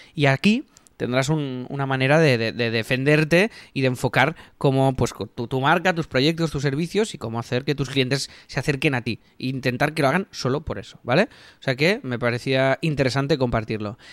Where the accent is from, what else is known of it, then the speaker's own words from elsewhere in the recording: Catalonia, Spain; somos catalanes